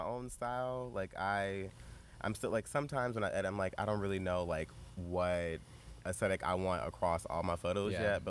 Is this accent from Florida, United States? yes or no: yes; St. Petersburg, Florida, United States; I'm from St. Petersburg, Florida. I went to Berkeley Prep for high school